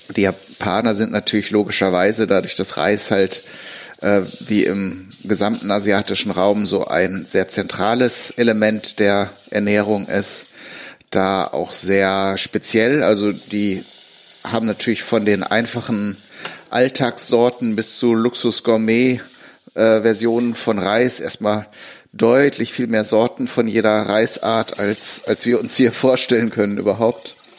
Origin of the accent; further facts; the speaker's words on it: Germany; hier bei uns in Deutschland